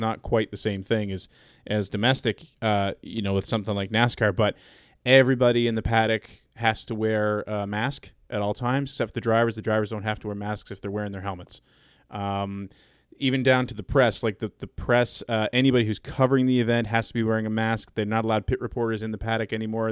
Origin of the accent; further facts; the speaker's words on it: Canada; I'm not from the Southeast. I'm from Canada